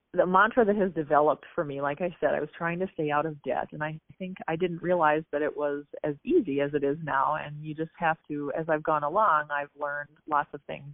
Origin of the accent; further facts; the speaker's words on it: Apple Valley / Burnsville, Minnesota, United States; I grew up um, just south of Minneapolis in Minnesota, in the suburbs, Apple Valley, uh, Burnsville, that area.